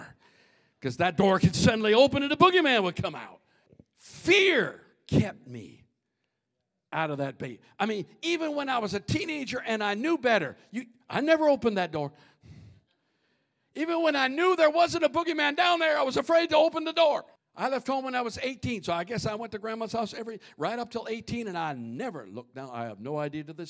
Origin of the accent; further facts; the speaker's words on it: Minnesota, United States; growing up in Minnesota